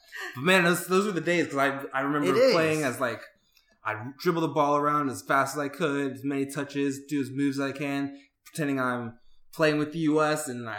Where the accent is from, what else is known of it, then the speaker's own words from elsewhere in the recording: Atlanta, Georgia, United States; Atlanta raised, American raised, being just like a straight American.